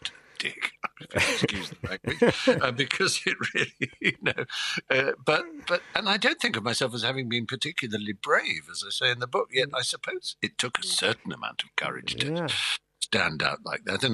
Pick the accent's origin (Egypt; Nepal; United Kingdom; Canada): United Kingdom; Norfolk, East Anglia, East of England; I grew up in the East Anglia in Norfolk and in the countryside